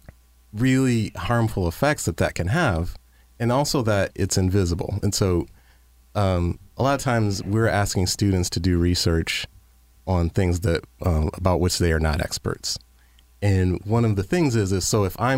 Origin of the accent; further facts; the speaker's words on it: Detroit, Michigan, United States; living in Detroit or coming from growing up in Detroit